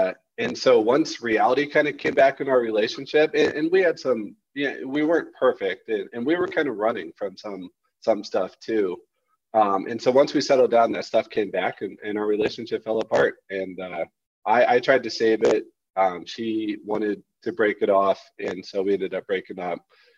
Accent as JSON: {"language": "English", "town": "St. Louis", "region": "Missouri", "country": "United States", "moved": "as an adult", "said": "I moved back to, I'm from St. Louis, the Midwest originally."}